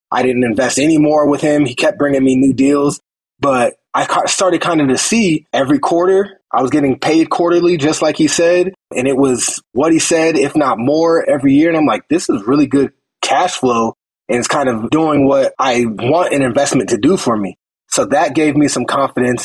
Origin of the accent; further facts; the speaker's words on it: Phoenix, Arizona, United States; I'm from Phoenix, Arizona